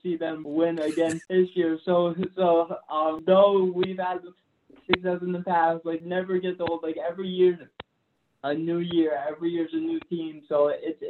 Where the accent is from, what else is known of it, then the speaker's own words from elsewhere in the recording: New England, United States; I'm from New England, so I'm New England across the board.